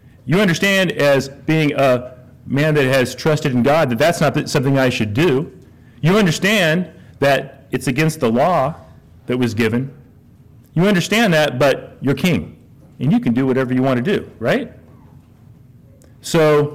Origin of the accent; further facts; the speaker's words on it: Lawrence, United States; now in La Verne, United States; I grew up in Lawrence